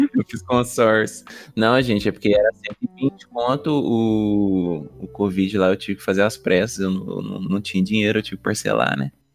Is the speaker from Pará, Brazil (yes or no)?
no; Varginha, Minas Gerais, Brazil; A gente é daqui de Varginha mesmo